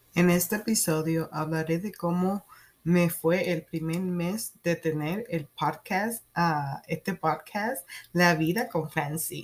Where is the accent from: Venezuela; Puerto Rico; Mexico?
Puerto Rico; first language Spanish; moved away as an adult; also born or lived in New York / Kansas / Maryland; now in United States; Me crié en Puerto Rico